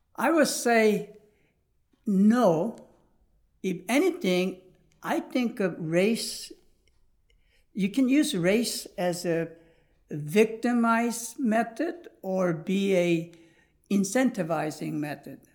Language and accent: English; United States; also born or lived in South Korea; when I came into Christian orphanage and growing up in America, obviously I was taught a lot of Judeo-Christian principle